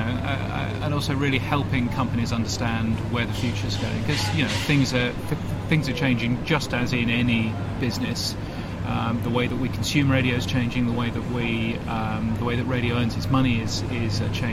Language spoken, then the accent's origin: English; United Kingdom; also born or lived in London; now in Australia; I'm a Brit